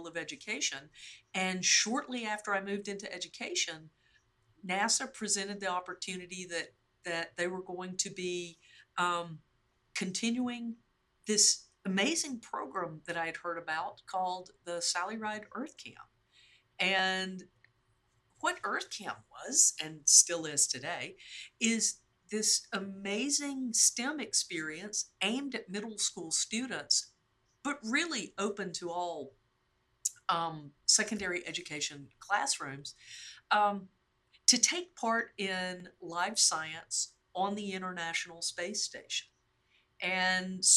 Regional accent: North Alabama, United States; moved away as an adult; I was born and raised in North Alabama.

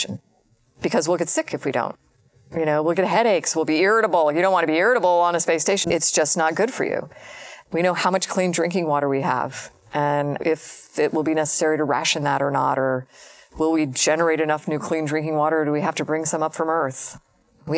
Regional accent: Florida, United States; growing up in Florida

